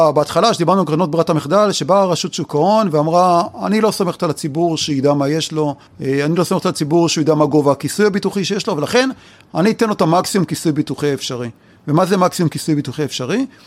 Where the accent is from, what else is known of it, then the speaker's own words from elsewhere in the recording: Israel; אצלנו בישראל אנחנו אוהבים להישאר קרובים לבית